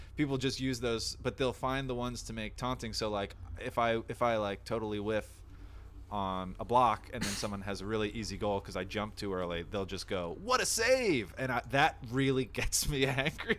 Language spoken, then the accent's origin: English; New Jersey, United States; moved away; I'm from the East Coast initially